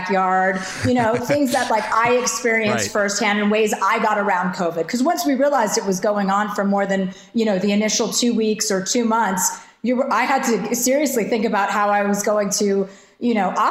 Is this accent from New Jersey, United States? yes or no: yes; New Jersey, United States; I'm from New Jersey